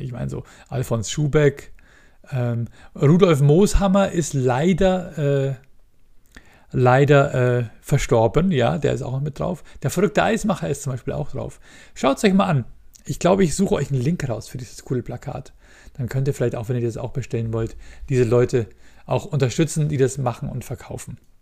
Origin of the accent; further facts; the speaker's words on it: Munich, Bavaria, Germany; ich bin in der Großstadt geboren, ich bin in München geboren